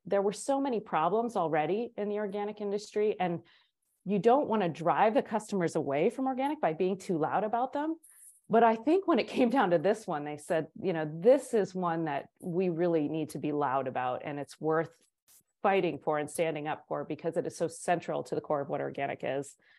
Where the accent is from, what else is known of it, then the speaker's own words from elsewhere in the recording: East Coast, United States; moved away as an adult; now in Durango, United States; I was from the East Coast